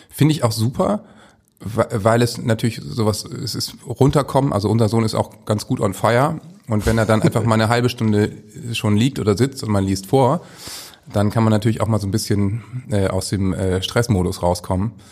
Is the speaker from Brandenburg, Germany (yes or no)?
no; Hamburg, Germany; als Hamburger sowieso …